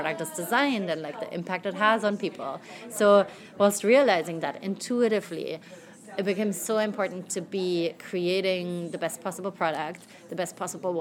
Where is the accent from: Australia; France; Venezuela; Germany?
Germany; moved away as an adult; also born or lived in London, United Kingdom; now in New York, United States; I grew up in Germany. I'm now 31 years old